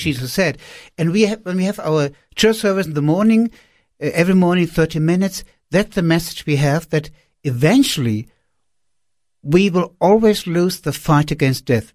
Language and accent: English; Wiesbaden, Hesse, Germany; moved away; also born or lived in Peru; I was sitting in a sma-, in a small apartment in Rees Baden, that's my hometown, close to Frankfurt